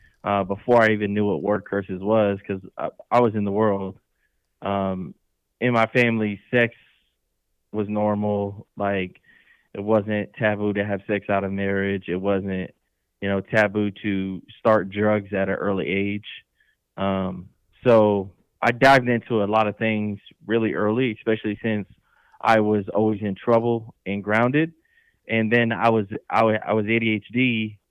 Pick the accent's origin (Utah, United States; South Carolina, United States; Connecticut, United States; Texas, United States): Connecticut, United States; moved away as an adult; now in Indiana, United States; I am originally born and raised in Connecticut on the East Coast.